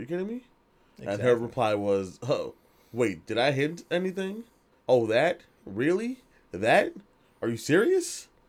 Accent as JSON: {"language": "English", "town": "Union", "region": "New Jersey", "country": "United States", "said": "we are from Union, New Jersey."}